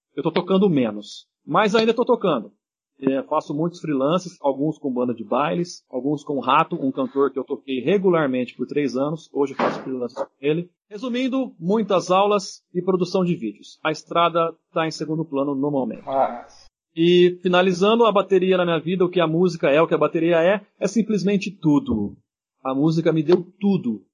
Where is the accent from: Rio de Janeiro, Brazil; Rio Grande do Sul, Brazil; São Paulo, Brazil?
São Paulo, Brazil; Viradouro; Eu ia em muitos bailes na cidade de Viradouro, onde eu nasci